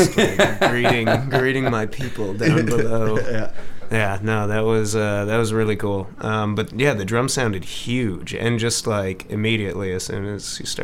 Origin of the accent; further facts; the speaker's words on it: Chicago, Illinois, United States; moved away as an adult; now in Los Angeles, United States; I am from Chicago, and I don't know, I've been out in L.A. for like 6 years